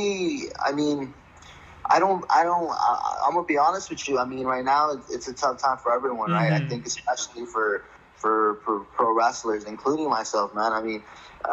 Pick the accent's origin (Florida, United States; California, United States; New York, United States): California, United States; Los Angeles; I was born and raised in Los Angeles